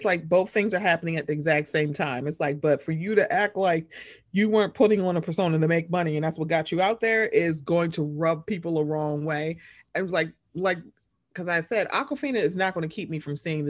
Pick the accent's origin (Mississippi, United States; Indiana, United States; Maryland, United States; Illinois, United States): Maryland, United States; Baltimore; accent: Baltimore